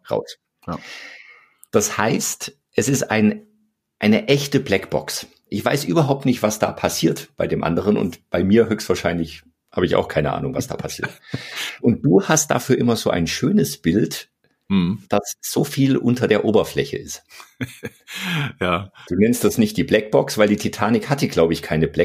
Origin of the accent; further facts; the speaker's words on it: Bavaria, Germany; Also ich komme ja aus Bayern, da sagen wir die Chemie.